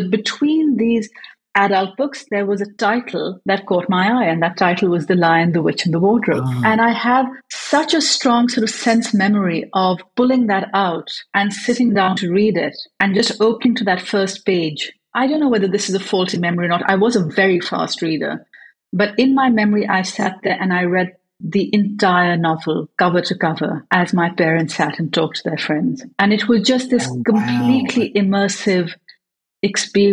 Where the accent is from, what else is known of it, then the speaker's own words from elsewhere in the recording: Karachi, Sindh, Pakistan; first language English; I was growing up in Pakistan, but English was my first language.